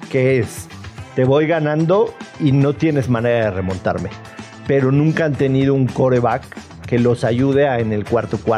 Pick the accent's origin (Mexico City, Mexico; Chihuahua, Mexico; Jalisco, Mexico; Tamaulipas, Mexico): Mexico City, Mexico; yo nací en Ciudad de México. de hecho, bueno, pero... aquí cerca, en el Santa Mónica. El chilango. Sí, claro. En el Santa Mónica. Es súper chilango